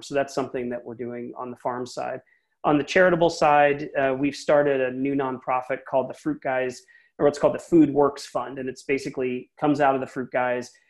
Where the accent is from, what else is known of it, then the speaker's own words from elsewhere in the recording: Philadelphia, Pennsylvania, United States; now in San Francisco Bay Area, United States; I'm originally from Philly myself, and I moved huh. out to here a long time ago